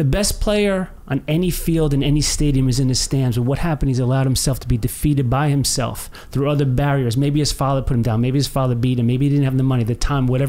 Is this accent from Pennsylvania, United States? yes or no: no; Cedar Grove, New Jersey, United States; We grew up actually in Cedar Grove, New Jersey